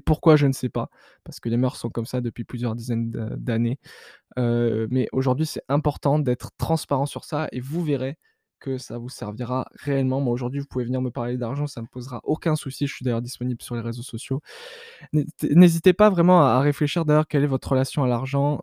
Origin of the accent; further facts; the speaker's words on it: France; dans laquelle je suis né, donc en France